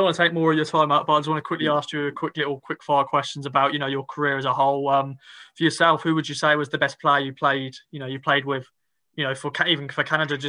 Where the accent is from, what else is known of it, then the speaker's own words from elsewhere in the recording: Suffolk, East of England, United Kingdom; accent: Suffolk; I'm proper Suffolk, my accent is very